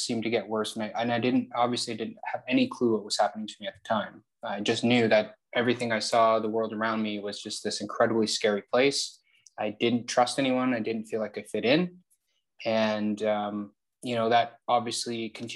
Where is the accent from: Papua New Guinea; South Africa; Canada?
Canada; Toronto, Ontario; I'm born and raised in Toronto